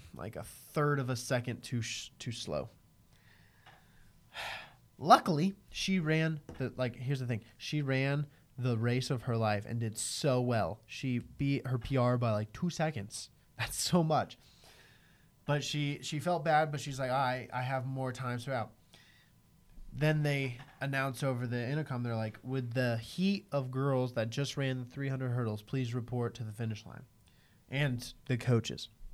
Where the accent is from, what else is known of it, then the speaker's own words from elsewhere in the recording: United States; as an American